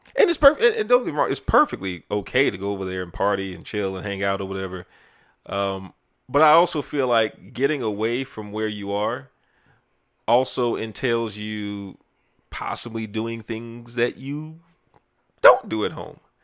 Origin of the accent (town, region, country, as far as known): United States